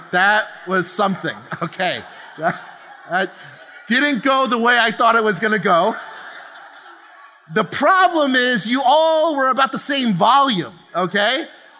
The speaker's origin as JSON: {"language": "English", "region": "New Jersey", "country": "United States", "tie": "born or raised there", "moved": "as an adult", "lives_now": "California, United States", "said": "my girls, myself, my wife, we're all born and raised in New Jersey. Okay. On the East Coast"}